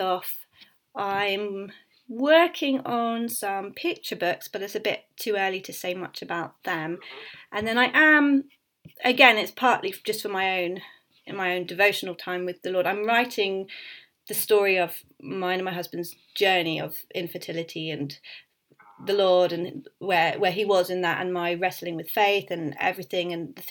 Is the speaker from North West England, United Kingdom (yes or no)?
no; Suffolk, East of England, United Kingdom; moved away as an adult; also born or lived in Leeds; I grew up in Suffolk